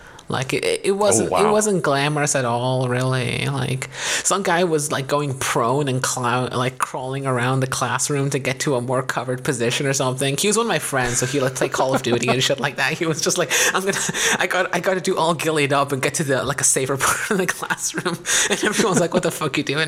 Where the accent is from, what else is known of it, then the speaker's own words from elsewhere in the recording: United States; moved away as an adult; now in Paris, France; We're from America.